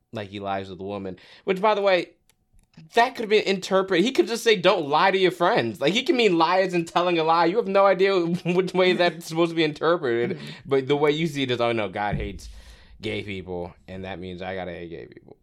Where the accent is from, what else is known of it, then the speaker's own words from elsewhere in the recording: Florida, United States; also born or lived in Brooklyn, New York; I was born in Brooklyn, but I grew up in Florida.